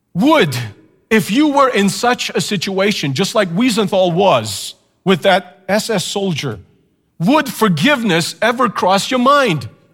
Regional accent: Canada; as a Canadian, of course, just temporarily in the States

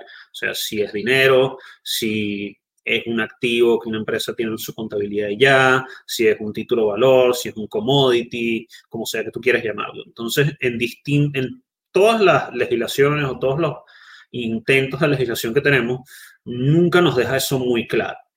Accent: Venezuela; Los venezolanos no podemos utilizar BlockFi, tenemos que recurrir a otras cosas. Y uno como venezolano

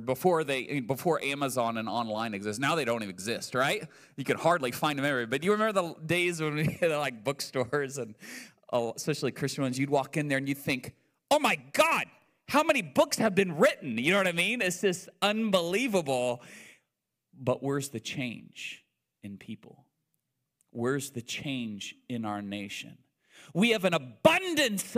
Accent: United States; I'm still an American

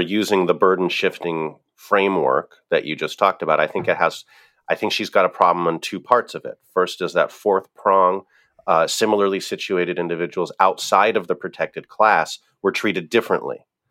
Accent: Pennsylvania, United States; my home state of Pennsylvania

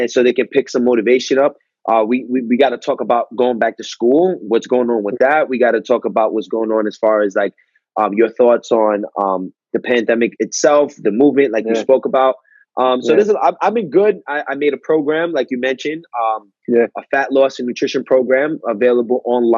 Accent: New York, United States; moved away as an adult; also born or lived in Westchester; now in California, United States; I was from New York

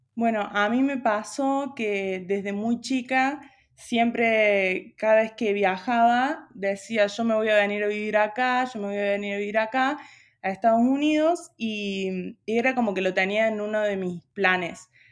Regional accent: Río Cuarto, Córdoba, Argentina; moved away as an adult; now in Buenos Aires, Argentina; Yo soy de Río Cuarto, de Córdoba, pero ya hace cuatro años que estoy viviendo allá en Buenos Aires

